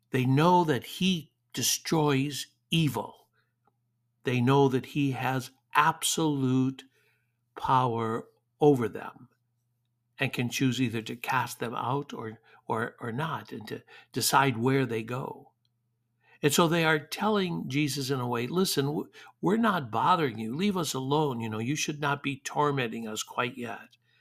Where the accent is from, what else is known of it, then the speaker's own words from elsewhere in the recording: Detroit, Michigan, United States; moved away; growing up in Detroit